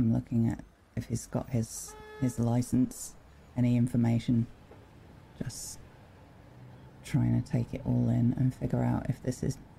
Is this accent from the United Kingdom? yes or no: yes; United Kingdom; Yeah. Originally. Came over here for a holiday, I guess.